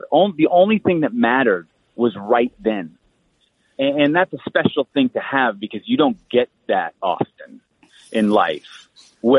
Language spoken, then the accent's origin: English; Colorado, United States; also born or lived in Los Angeles, California; we grew up in Colorado half the time